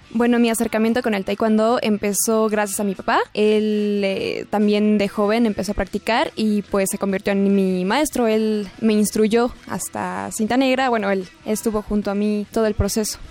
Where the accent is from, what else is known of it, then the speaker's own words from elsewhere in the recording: Mexico City, Mexico; Yo nací en la Ciudad de México el 10 de julio de 1996